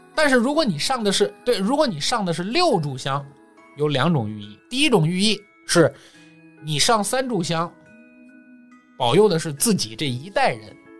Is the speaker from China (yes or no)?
yes; China; 我们中国人是讲究单数的这么一个民族